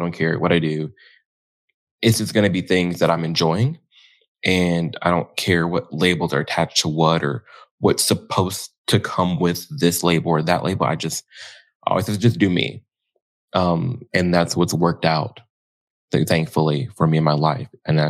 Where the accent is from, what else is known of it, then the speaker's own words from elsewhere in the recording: Illinois, United States; Outside of Chicago, in the suburbs.